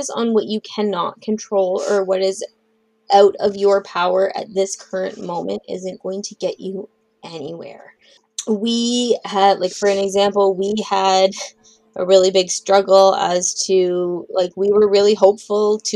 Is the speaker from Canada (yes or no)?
yes; Northern Ontario, Canada; I'm from Northern Ontario